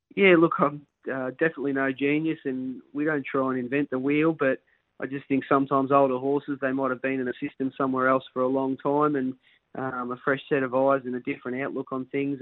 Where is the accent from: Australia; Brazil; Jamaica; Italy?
Australia; Somerville, Victoria; I grew up in Somerville, which is not far away